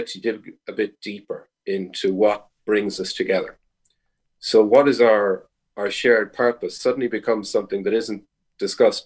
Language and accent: English; Ireland